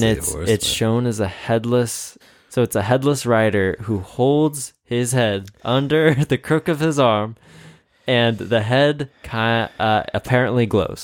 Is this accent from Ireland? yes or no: yes; Ireland; Wait, I am Irish.